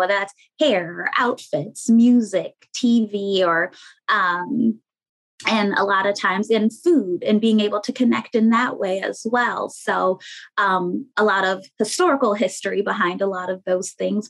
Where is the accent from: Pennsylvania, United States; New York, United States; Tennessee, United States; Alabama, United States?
New York, United States; Rochester; moved away; also born or lived in Queens, New York / Springfield, Massachusetts; I'm originally from Rochester, New York